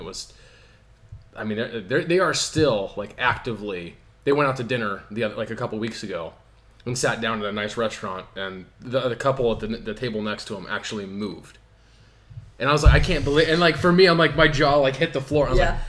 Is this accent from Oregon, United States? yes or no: yes; Forest Grove, Oregon, United States; growing up in the Northwest